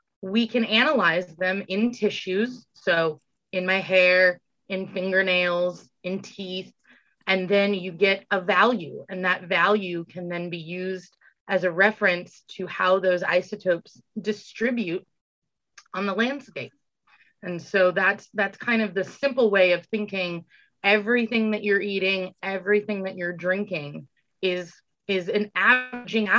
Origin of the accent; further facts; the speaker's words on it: California, United States; moved away as an adult; also born or lived in Tennessee; now in Indiana, United States; I'm from California